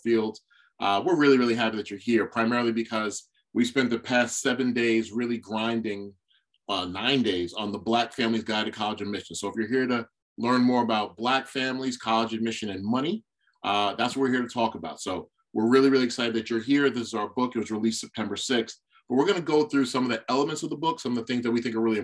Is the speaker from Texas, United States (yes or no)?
no; New York City, New York, United States; I'm from Brooklyn, New York